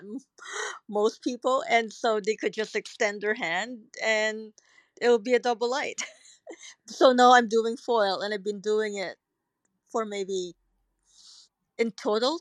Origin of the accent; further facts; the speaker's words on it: Philippines; moved away as an adult; also born or lived in Hong Kong / Singapore / New York / Cairo; now in New Zealand; growing up in the Philippines